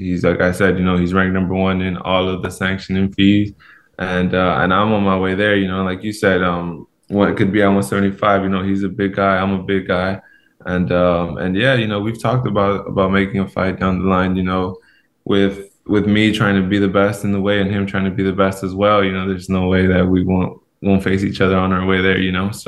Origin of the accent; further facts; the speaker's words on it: Los Angeles, California, United States; moved away as an adult; now in Seattle, United States; I grew up in Los Angeles, California